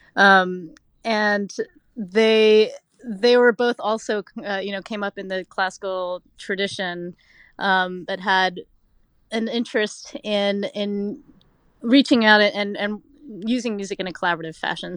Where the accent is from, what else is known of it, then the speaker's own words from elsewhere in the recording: Oak Ridge, Tennessee, United States; moved away; I grew up in Oak Ridge, Tennessee.